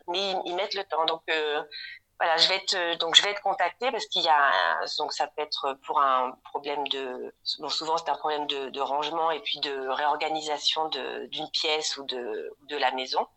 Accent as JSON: {"language": "French", "town": "Rouen", "region": "Normandy", "country": "France", "tie": "born or raised there", "also_born_or_lived": "Germany", "moved": "as an adult", "lives_now": "Munich, Germany", "said": "je suis née en Normandie à Rouen"}